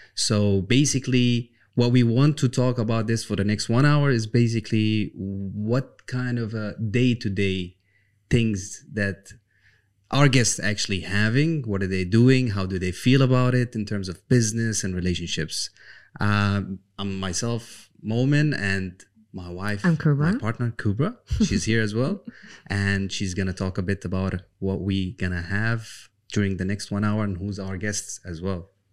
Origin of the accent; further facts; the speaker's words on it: Jordan; moved away; also born or lived in Palestine; I come from Palestine slash Jordan